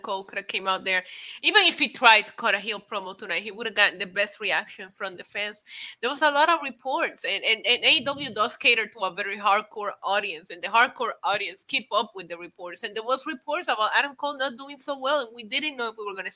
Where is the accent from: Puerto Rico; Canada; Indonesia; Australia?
Puerto Rico; English is a second language; moved away; also born or lived in Midwest, United States / New York, United States; I lived in the Midwest when I first moved to the States from Puerto Rico